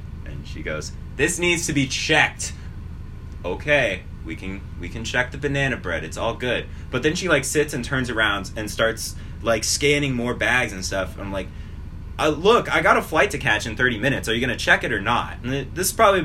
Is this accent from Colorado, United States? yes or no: yes; Colorado, United States; moved away; We're from Colorado